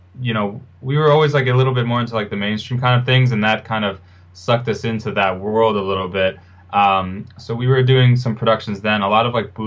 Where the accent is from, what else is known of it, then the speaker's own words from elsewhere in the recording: New York City, New York, United States; I'm from New York. This is where I was born and raised. I live here now